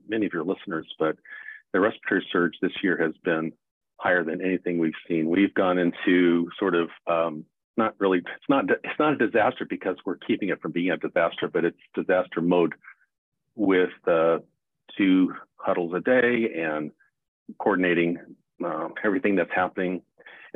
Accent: Los Angeles, California, United States; also born or lived in San Diego / South Carolina / Loma Linda; I was born in Los Angeles, grew up in a family of five siblings.

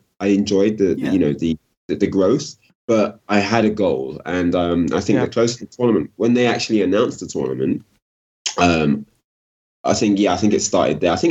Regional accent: London, United Kingdom; I'm from South London

